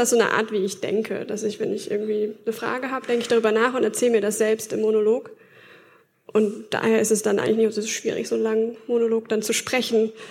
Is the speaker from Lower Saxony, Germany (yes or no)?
yes; Oldenburg, Lower Saxony, Germany; Ich komme aus Oldenburg in Oldenburg.